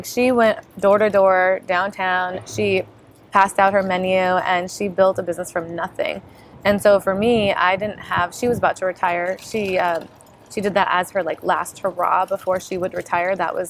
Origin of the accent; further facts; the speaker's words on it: Bakersfield, California, United States; 17 years, I'm practically native. I mean, I don't know what you're talking about. I'm from Bakersfield.